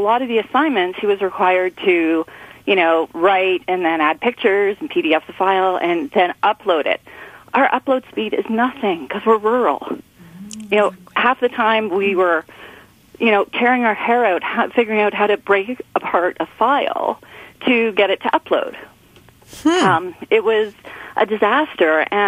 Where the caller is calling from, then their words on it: Mono, Ontario, Canada; I'm calling from Mono, Ontario.